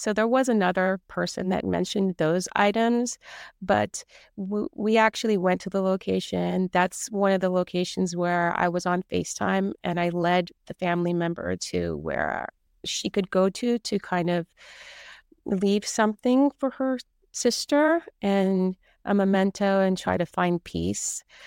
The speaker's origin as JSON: {"language": "English", "region": "California", "country": "United States", "tie": "born or raised there", "said": "I grew up here in California, and my parents had a house in Sicily"}